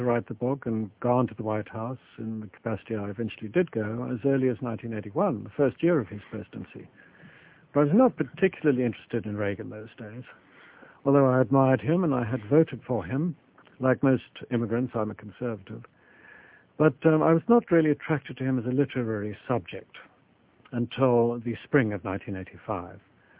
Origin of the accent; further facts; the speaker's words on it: Kenya; also born or lived in South Africa / London / New York City; now in United States; I'm actually Kenyan by birth.